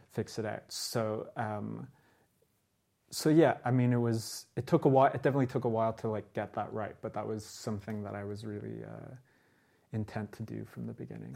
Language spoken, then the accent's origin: English; Dublin, Leinster, Ireland; also born or lived in New York; my own experiences growing up in Dublin